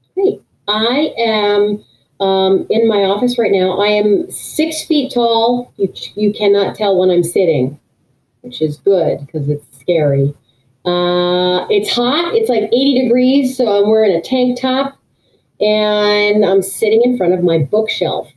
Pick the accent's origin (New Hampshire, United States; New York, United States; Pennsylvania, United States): New Hampshire, United States; I grew up in New Hampshire